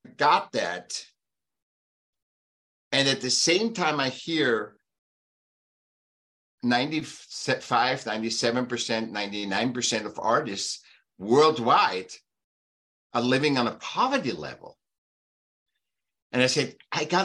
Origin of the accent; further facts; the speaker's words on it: Vienna, Austria; now in California, United States; I was born in Austria, Vienna